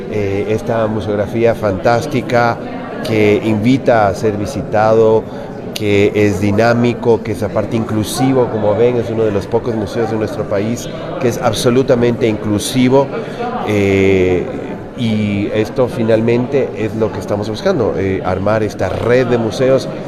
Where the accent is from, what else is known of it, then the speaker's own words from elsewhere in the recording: Ecuador; la importancia que tiene esta región y esta ciudad en la construcción de, de lo que somos como ecuatorianos.